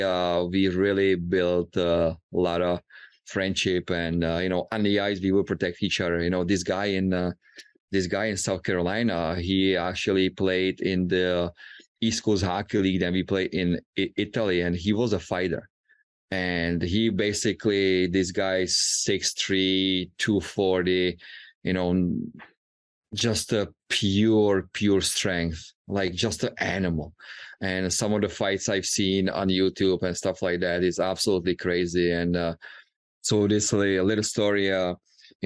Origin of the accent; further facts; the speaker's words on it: Czechia; moved away; growing up in Czech Republic